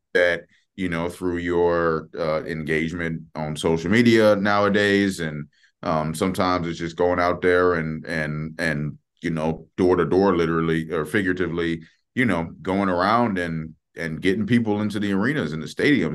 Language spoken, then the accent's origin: English; Maryland, United States; moved away; I'm from Maryland